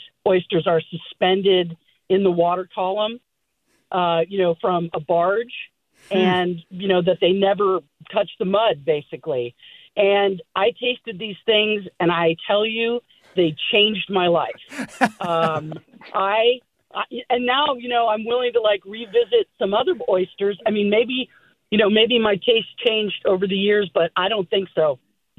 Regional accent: West Coast, United States; I grew up on the West Coast.

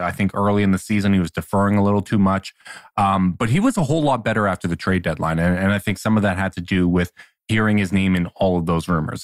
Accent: Canada; as a Canadian

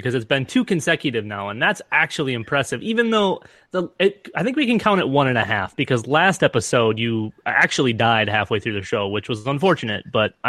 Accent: Minnesota, United States; I am from Minnesota

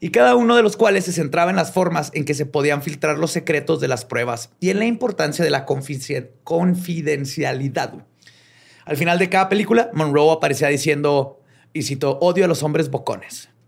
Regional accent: northern Mexico, Mexico; es que soy norteño, pues.

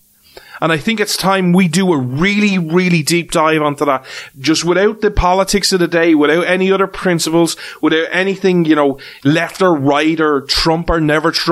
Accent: Ireland; as an Irishman, as an outsider

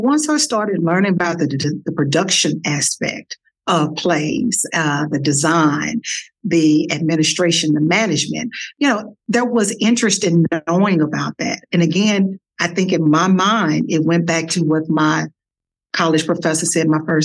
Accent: Dallas, Texas, United States; accent: Texas; moved away; also born or lived in Washington, District of Columbia, United States; this girl from Dallas, Texas, with a Texas accent that I'm sure you all can hear

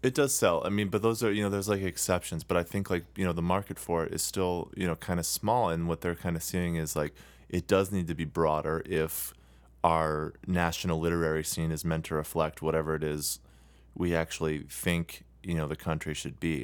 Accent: United States

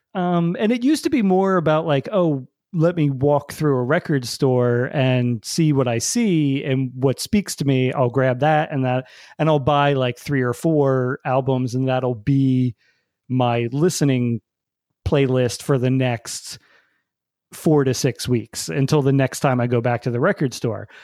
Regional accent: New Jersey, United States; growing up in New Jersey

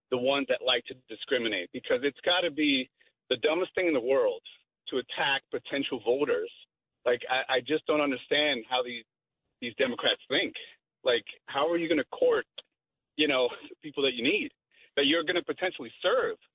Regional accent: New York, United States; now in New Jersey, United States; I'm originally from New York, actually.

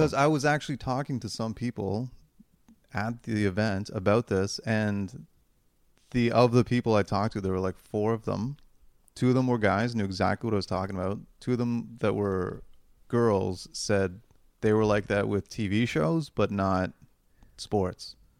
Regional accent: Toronto, Ontario, Canada; we're from Toronto

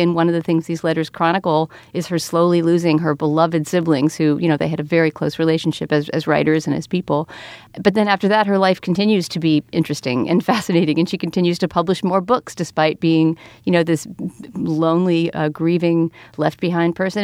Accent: Texas, United States; I grew up in Texas in going to public schools in the late seventies, early eighties

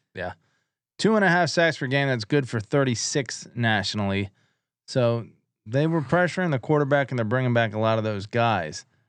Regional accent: East Coast, United States; we're from the East Coast

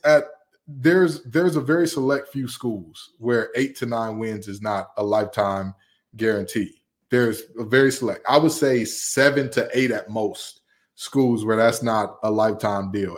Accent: Big Ten country, Midwest, United States; moved away; I grew up in Big Ten country

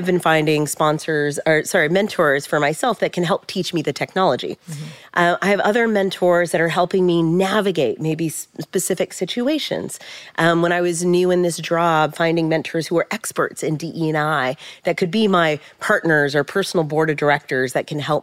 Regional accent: San Jose, California, United States; I grew up in San Jose, California

